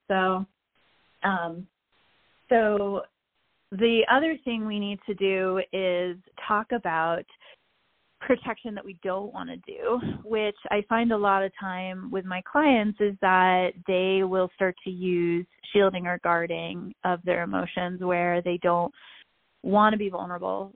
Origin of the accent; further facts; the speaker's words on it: New York City, New York, United States; growing up in New York City